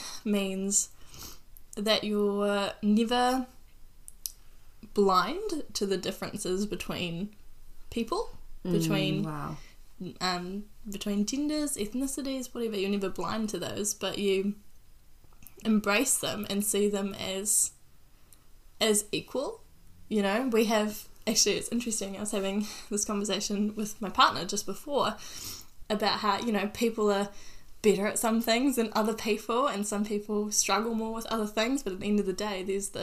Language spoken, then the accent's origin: English; New Zealand; as Māori